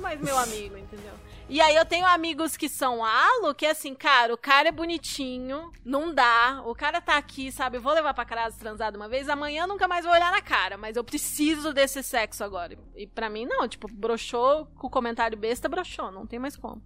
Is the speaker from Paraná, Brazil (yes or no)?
yes; Curitiba, Paraná, Brazil; você sabe que eu sou de Curitiba